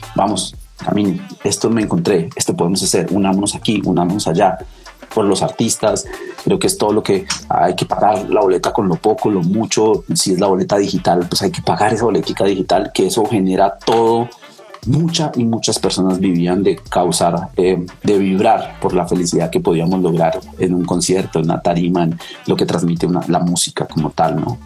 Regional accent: Turmequé, Boyacá, Colombia; moved away; de mi pueblo, de Enturmeque

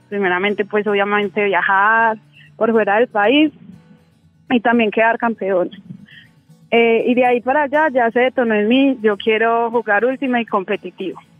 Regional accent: Medellín, Antioquia, Colombia; also born or lived in Quibdó; Yo nací en Quibdó, Chocó. Eh, yo tengo siete hermanos más. No soy hija única. Eh, pues mis papás se vinieron a pues acá a Medellín y desde entonces vivo en Medellín.

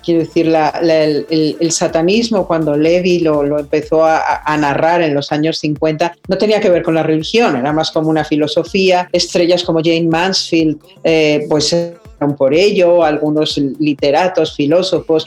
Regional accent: Mexico; soy mexicana

